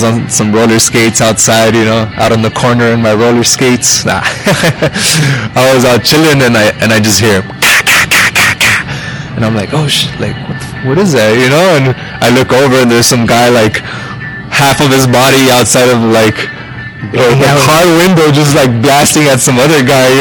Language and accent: English; Los Angeles, California, United States; also born or lived in Boyle Heights, Los Angeles; I was born in L.A.